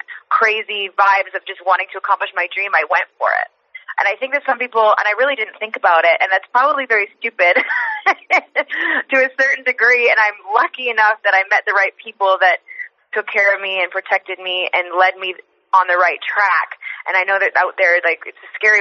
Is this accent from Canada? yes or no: yes; Canada; moved away as an adult; also born or lived in Mexico City, Mexico / California, United States; breaking into, you know, a Lucha Libre as a Canadian blonde chick